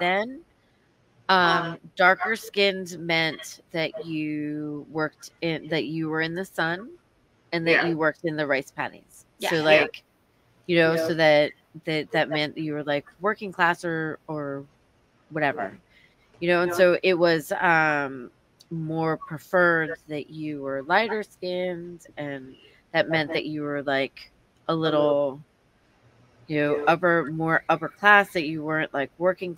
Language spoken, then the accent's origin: English; Newark, New Jersey, United States; I was born in Newark, New Jersey, where I was born.